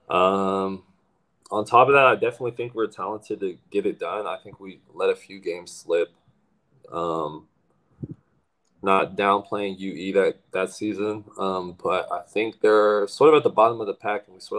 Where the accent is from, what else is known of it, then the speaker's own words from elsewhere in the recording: Philippines; being me and being Filipino, and I, I have this ability.